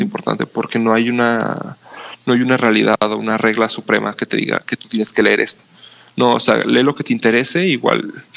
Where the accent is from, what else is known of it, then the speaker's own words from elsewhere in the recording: Mexico; los mexicanos